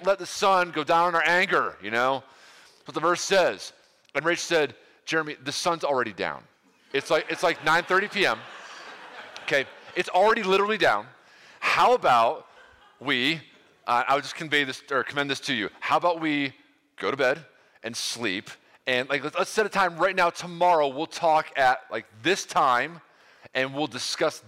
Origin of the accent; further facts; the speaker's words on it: New York, United States; now in Ohio, United States; I'm from New York originally